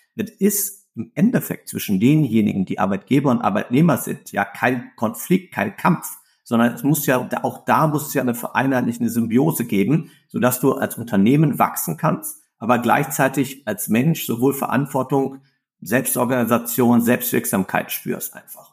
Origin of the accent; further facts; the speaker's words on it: Ruhr area, North Rhine-Westphalia, Germany; ich komme aus dem Ruhrgebiet